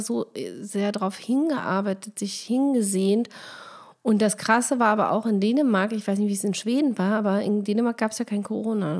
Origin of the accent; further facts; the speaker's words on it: Germany; man wurde sofort als Deutsche geoutet